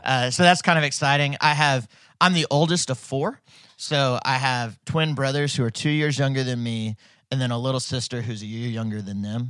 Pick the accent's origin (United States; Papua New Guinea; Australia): United States; Fayetteville, Arkansas; I grew up in Fayetteville. We moved here when I was two